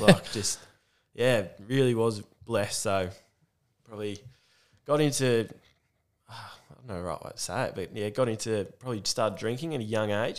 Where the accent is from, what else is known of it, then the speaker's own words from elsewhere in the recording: Warragul, Victoria, Australia; I grew up here in Warrigal, it's the main town